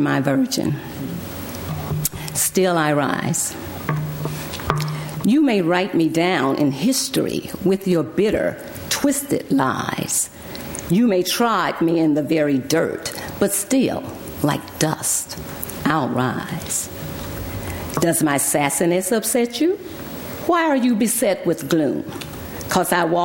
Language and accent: English; Alabama, United States; also born or lived in Texas; now in Berkeley, United States; I was born in Alabama